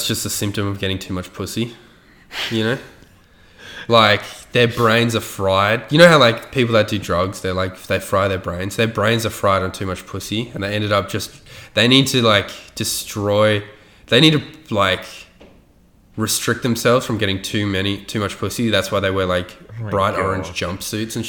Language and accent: English; Australia